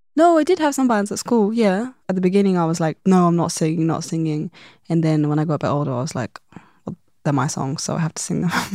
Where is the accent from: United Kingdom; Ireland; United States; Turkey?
United Kingdom; London; growing up in London